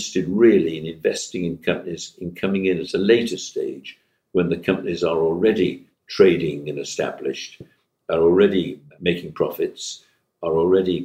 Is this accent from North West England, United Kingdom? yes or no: yes; Manchester, North West England, United Kingdom; I hail from Manchester and from the regions